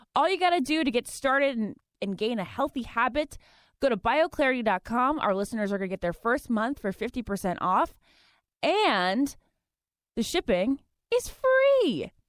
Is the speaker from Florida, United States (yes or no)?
no; Virginia, United States; also born or lived in New Jersey / Massachusetts; I was born there, lived there till I was two, moved to Massachusetts until I was five, and then I've grown up in Virginia, like, plus twenty years